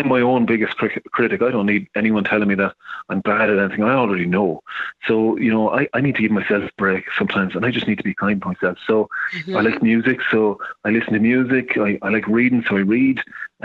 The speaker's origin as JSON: {"language": "English", "country": "Ireland", "said": "I'm an Irishman, so I can say this, but the Irish, we're the worst in the world for taking compliments"}